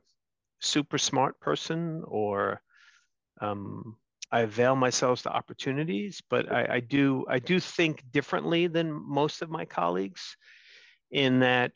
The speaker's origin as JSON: {"language": "English", "town": "New York City", "region": "New York", "country": "United States", "tie": "born or raised there", "also_born_or_lived": "Long Island, New York", "said": "I'm one of seven kids born and raised in Brooklyn, New York"}